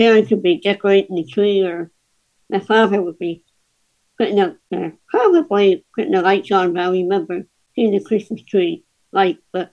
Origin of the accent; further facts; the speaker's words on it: Pleasantville, New Jersey, United States; moved away; also born or lived in Atlantic City, New Jersey; I was born in Atlantic City, and then I was raised in a small town of Pleasantville.